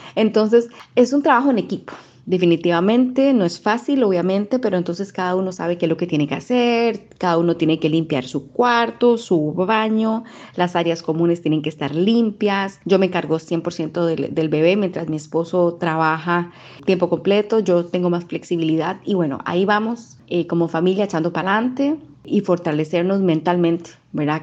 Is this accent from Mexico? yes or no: no; Costa Rica; moved away as an adult; now in United Arab Emirates; soy costarricense, comunicadora y desde hace más de dos años vivo en Emiratos Árabes Unidos